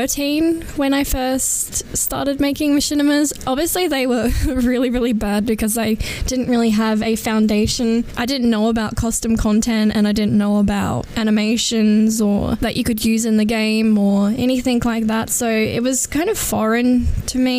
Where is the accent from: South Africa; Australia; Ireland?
Australia; Adelaide, South Australia; I am from Adelaide, South Australia.